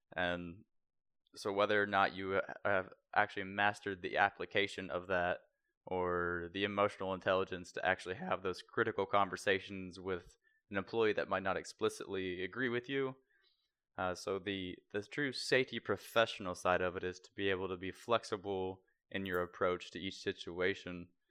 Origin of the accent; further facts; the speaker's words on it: near Naval Surface Warfare Center Crane, Indiana, United States; also born or lived in Terre Haute, Indiana; about thirty-five minutes outside of where my hometown was